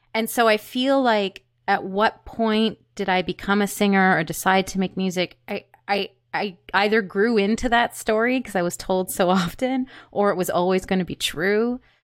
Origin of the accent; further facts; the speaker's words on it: Peterborough, Ontario, Canada; also born or lived in Curve Lake Reserve; now in Toronto, Canada; Peterborough, Ontario. My family lived on Curve Lake Reserve at the time